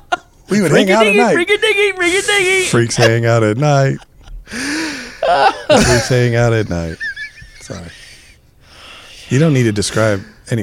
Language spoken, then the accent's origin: English; California, United States; I grew up in California.